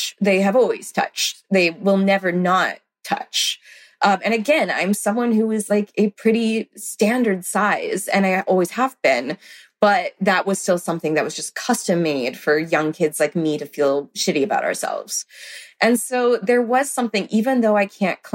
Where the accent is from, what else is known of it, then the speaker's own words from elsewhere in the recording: the South, United States; I grew up in the South